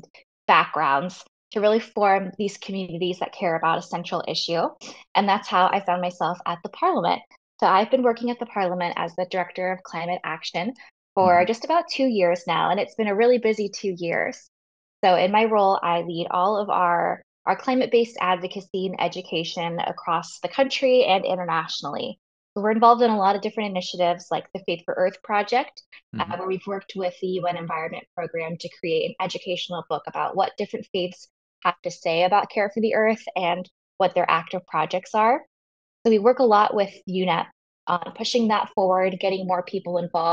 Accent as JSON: {"language": "English", "region": "Florida", "country": "United States", "tie": "born or raised there", "moved": "as an adult", "lives_now": "Chicago, United States", "said": "I grew up on a little island off the coast of Florida"}